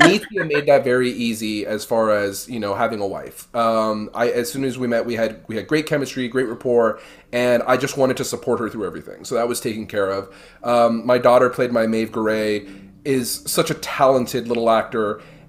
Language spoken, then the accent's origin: English; Miami, Florida, United States; I was, you know, born here. My sister was born here too. And so I have a bunch of cousins that were born in America, but, growing up in Miami, that, you know, Cuban culture was very strong